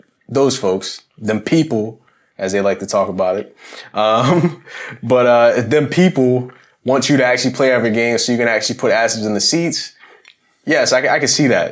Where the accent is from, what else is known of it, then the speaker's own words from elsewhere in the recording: Philadelphia, Pennsylvania, United States; I'm from Philly